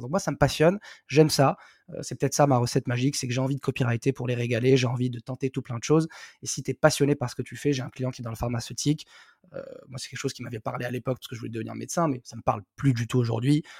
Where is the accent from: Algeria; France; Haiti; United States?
Algeria; Algiers, Algiers Province; moved away; je suis né, j'ai grandi à Alger